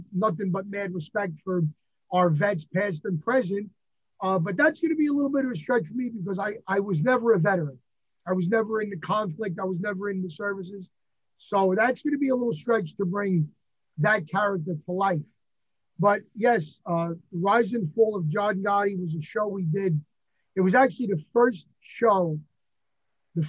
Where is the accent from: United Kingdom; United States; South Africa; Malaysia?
United States; New York; accent: New York; I am New York born and bred, very proud of it